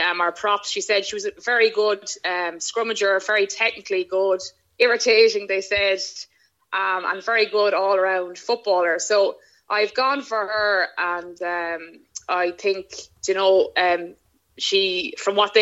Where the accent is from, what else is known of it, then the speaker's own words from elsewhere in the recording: Ireland; being an Irish player